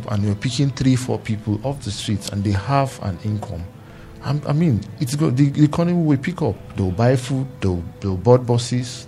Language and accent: English; Nigeria; I'm a Nigerian